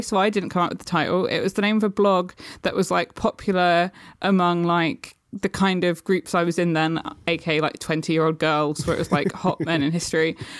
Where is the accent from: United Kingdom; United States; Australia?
United Kingdom; You can probably hear I'm British.